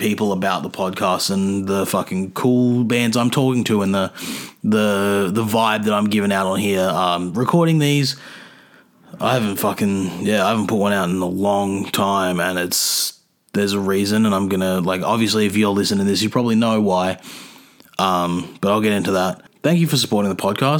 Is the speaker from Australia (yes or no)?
yes; Adelaide, South Australia, Australia; moved away; No, I was born in Adelaide. I was born in Adelaide though.